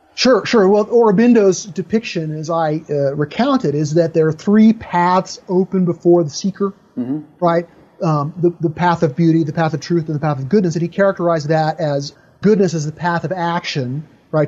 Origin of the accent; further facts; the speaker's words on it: United States; I'm an American, I live in American culture